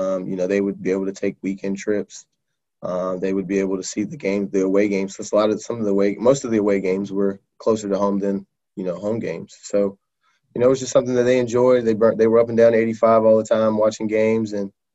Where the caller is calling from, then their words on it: Cary, North Carolina, United States; I am calling in from Cary, North Carolina.